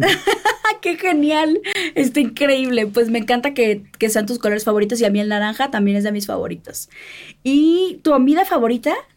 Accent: Sinaloa, Mexico; que soy de Sinaloa

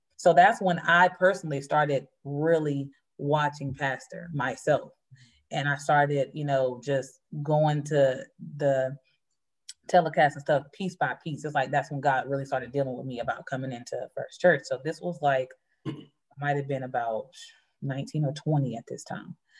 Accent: North Carolina, United States; now in Philadelphia, United States; I'm originally from North Carolina.

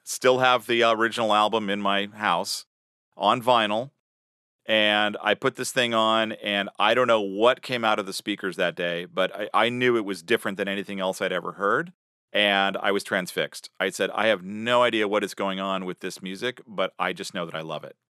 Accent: Sacramento, California, United States; School band, Sacramento, California, my hometown.

